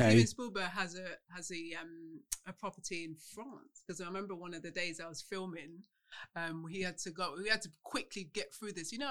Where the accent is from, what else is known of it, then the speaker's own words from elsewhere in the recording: Midlands, United Kingdom; now in London, United Kingdom; I'm a Midlander. I've been here.